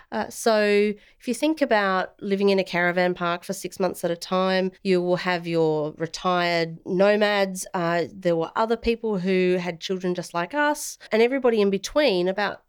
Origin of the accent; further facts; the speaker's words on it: South Australia, Australia; also born or lived in Clare Valley / Wallaroo; country in South Australia for the first 5 years of my life. My parents were small business owners. So we moved from the Clare Valley to Wallaroo, which is by the ocean.